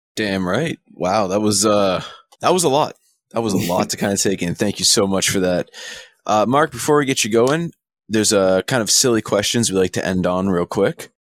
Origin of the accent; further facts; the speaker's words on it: Canada; I'm Canadian